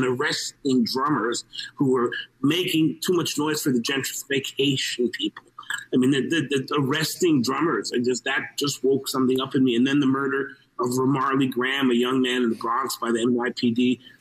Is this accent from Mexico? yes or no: yes; Mexico; I'm a Mexican. I was born in Mexico of Mexican and Cuban heritage